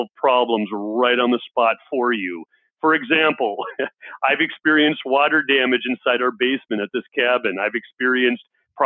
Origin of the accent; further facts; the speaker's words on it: Minneapolis, Minnesota, United States; I'm from Minneapolis, Minnesota, and a lot of Minnesotans around here, we have cabins